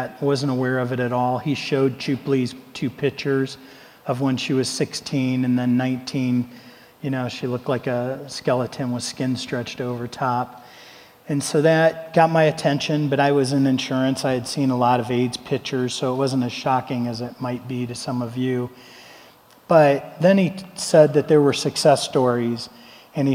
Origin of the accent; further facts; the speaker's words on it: Ohio, United States; I'm from Ohio.